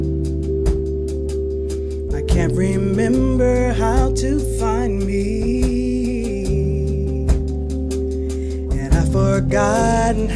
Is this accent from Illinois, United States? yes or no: yes; Chicago, Illinois, United States; moved away as an adult; also born or lived in Boston; now in Los Angeles, United States; I'm from Chicago